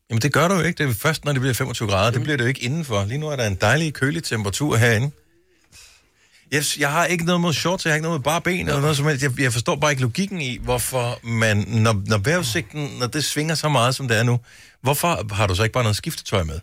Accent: Funen, Southern Denmark, Denmark; Nu er jeg opvokset på Fyn

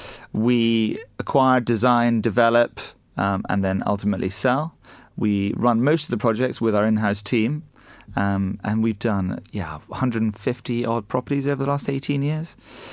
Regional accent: Scotland, United Kingdom; also born or lived in United States / Asia; We grew up in Scotland originally, which you and I discussed earlier. Then we spent some time in the US and then a little bit of time in Asia.

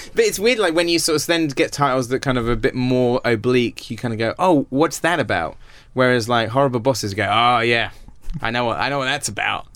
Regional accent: Wells, South West England, United Kingdom; obviously it's my hometown

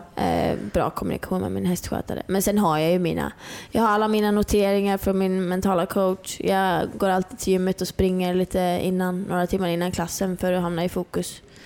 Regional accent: Norrland, Sweden; jag är uppe från Norrland. Jag bodde helt ute i skogen, liksom. Jag har alltid fått vara själv

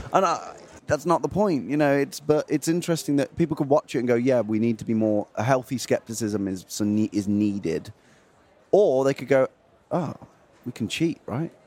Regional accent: Feckenham, West Midlands, United Kingdom; I'm from two hours north of Birmingham, uh, two hours north of London, near a city called Birmingham um, and a village called Feckenham

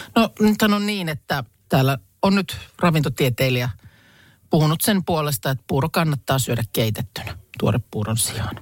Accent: Lahti, Päijät-Häme, Finland; olen Lahesta kotosin

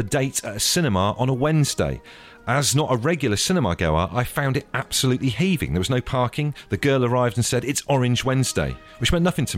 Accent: Brixham, South West England, United Kingdom; Growing up in Brixham in Devon

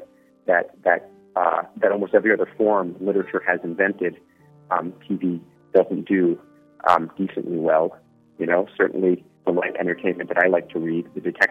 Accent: Atlantic City, New Jersey, United States; now in New York City, United States; I'm from Atlantic City, New Jersey, United States, and I live in New York City

